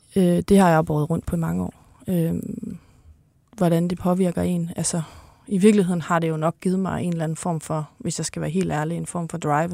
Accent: North Jutland, North Denmark Region, Denmark; moved away; deroppe i Nordjylland, hvor jeg kommer fra

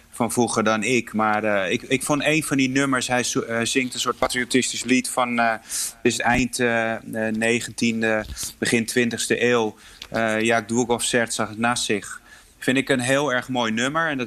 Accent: Poland; Ik voel me heel erg verbonden met mijn, mijn moederland en mijn achtergrond.

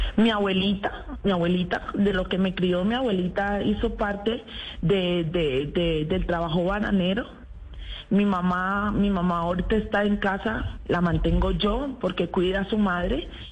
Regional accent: Apartadó, Antioquia, Colombia; yo soy antioqueña, soy nacida en el, en el apartado.

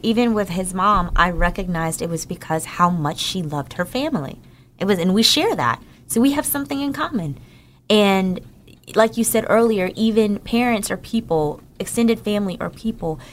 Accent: Newark, New Jersey, United States; moved away; I'm from New Jer-, from Newark, New Jersey

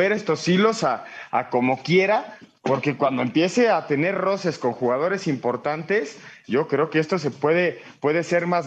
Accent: Mexico; Sí, efectivamente, duele como mexicanos, ¿no?

